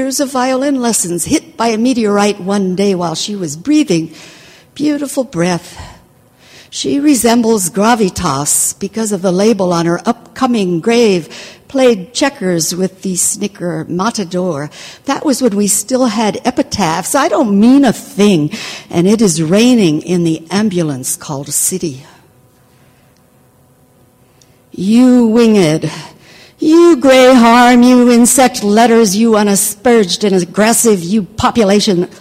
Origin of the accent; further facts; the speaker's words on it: Needles, California, United States; now in Paris, France; my hometown of Needles, California